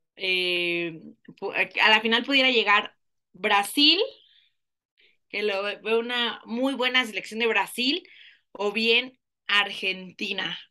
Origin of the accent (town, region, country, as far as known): Mexico